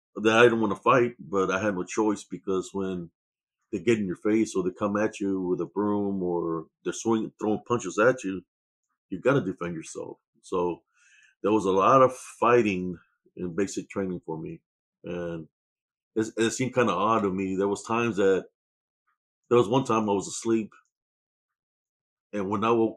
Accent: Rio Grande Valley, Texas, United States; moved away as an adult; also born or lived in Germany; I was born in Renville, Texas, and February 2nd, 1969, in the Rio Grande Valley. That's where I was raised and born

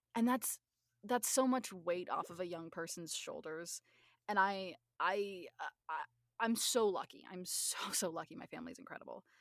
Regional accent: Northwest Arkansas, United States; I'm originally from from Northwest Arkansas

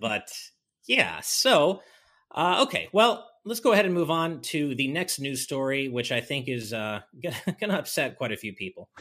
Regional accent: United States; now in Japan; as an American

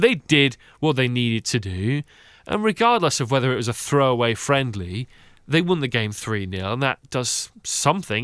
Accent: England, United Kingdom; being an Englishman.

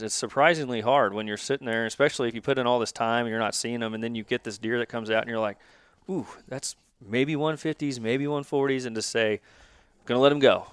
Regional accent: Kansas City, Missouri, United States; also born or lived in Lee's Summit, Missouri; born and raised in Kansas City, live in Lee Summit.

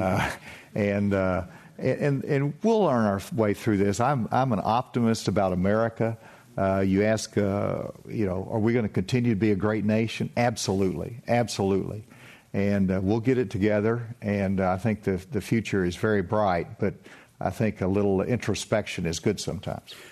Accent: Spavinaw Creek, Arkansas, United States; I grew up in the Spavanaugh Creek, and, uh, I drank out of the creek

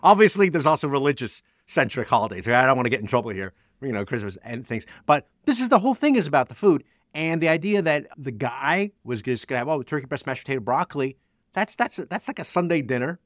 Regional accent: New Jersey, United States; I'm from Jersey

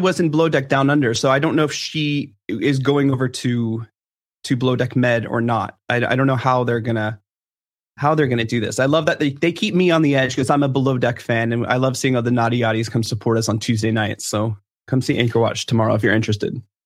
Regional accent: Washington, District of Columbia, United States; I'm from D C

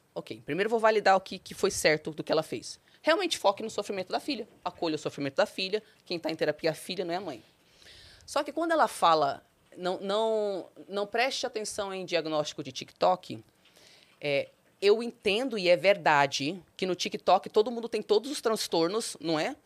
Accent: Brazil; also born or lived in United States; Eu sou brasileira

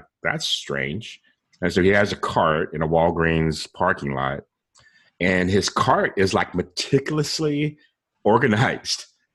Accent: San Diego, California, United States; moved away; I'm from San Diego originally

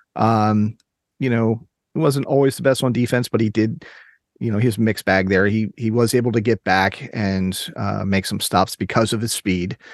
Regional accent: Maryland, United States; I grew up in Maryland

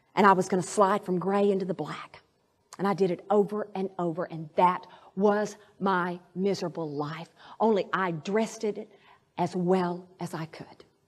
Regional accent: Arkadelphia, Arkansas, United States; moved away; my hometown in Arkadelphia

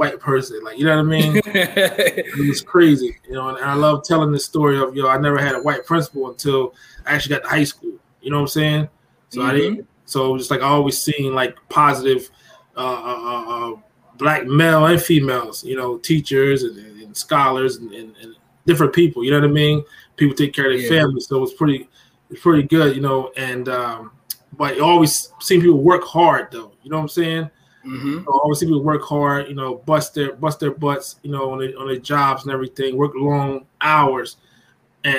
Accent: Gouldtown, New Jersey, United States; also born or lived in Philadelphia; I'm actually from Jersey, from South Jersey, a place called Gould Town, right outside of Bristol

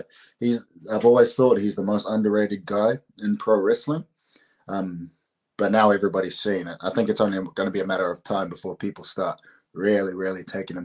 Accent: New Zealand; say I'm New Zealander. I say I'm Māori. So we're like the indigenous people of New Zealand, which you can see here, right at this Māori flag.

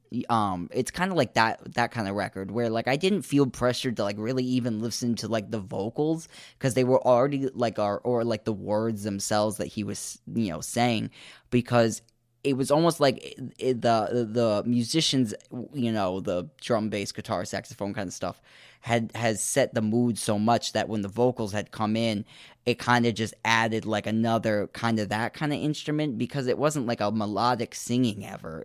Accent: United States; I am American

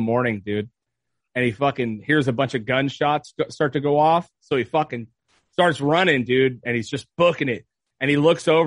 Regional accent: Ventura, California, United States; Montalvo is not the most dangerous fucking neighborhood

